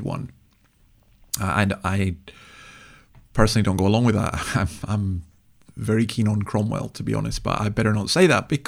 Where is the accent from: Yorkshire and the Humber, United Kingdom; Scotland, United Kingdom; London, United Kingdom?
Scotland, United Kingdom; Easter Ross; I'm from East Arros